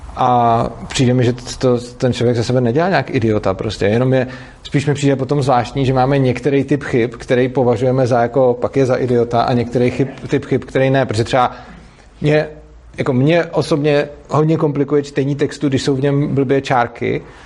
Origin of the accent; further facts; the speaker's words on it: Prague, Czechia; jsem z Prahy a ta škola je v Brně